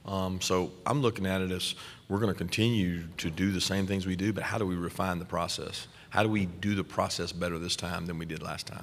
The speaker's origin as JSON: {"language": "English", "town": "Bainbridge", "region": "Georgia", "country": "United States", "tie": "born or raised there", "said": "probably where I grew up in Bainbridge was closer to there than anywhere other than maybe Florida State."}